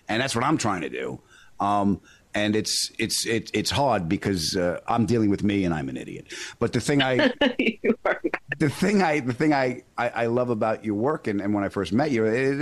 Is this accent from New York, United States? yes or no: yes; Long Island, New York, United States; also born or lived in Queens, New York; I was born in Queens, raised on Long Island. I sound like this